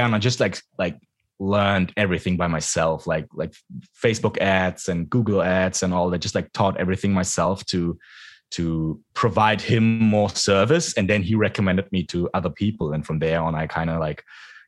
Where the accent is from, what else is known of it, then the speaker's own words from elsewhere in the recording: Frankfurt, Hesse, Germany; English is a second language; moved away as an adult; Frankfurt, my hometown